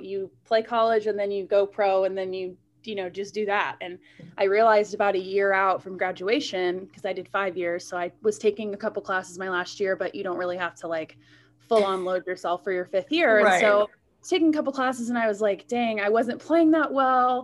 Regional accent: Florida, United States; I'm from Florida

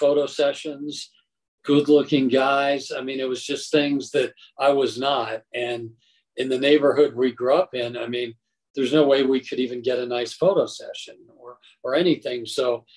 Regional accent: Colorado Springs, Colorado, United States; my hometown of Colorado Springs

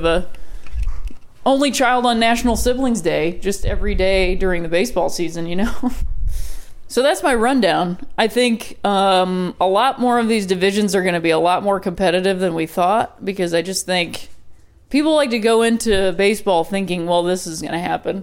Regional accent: Ohio, United States; I'm from Ohio and that's how I pronounce it

